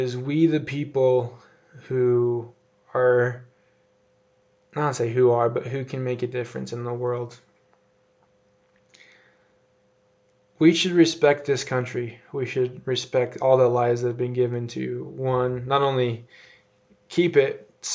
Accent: United States; I love being an American.

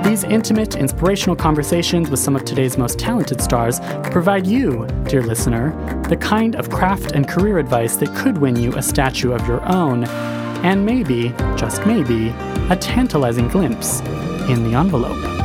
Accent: Hawaii, United States; also born or lived in New York; now in Los Angeles, United States; I'm originally from Hawaii

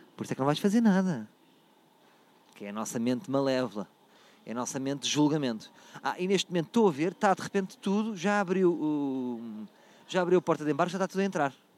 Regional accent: Portugal; Sou português

